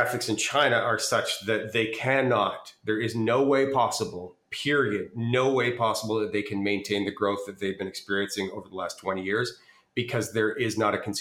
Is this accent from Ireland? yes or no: no; Canada; also born or lived in United States; I'm Canadian as well. I have 2 passports